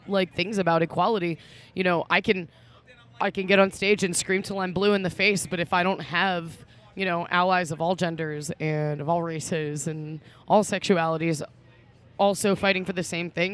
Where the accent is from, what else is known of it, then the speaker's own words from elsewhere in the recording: Baltimore, Maryland, United States; We're from Baltimore